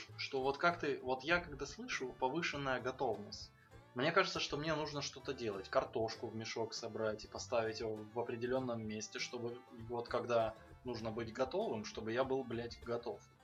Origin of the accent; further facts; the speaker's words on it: Donetsk, Donetsk Oblast, Ukraine; moved away; я э, родом из Донецка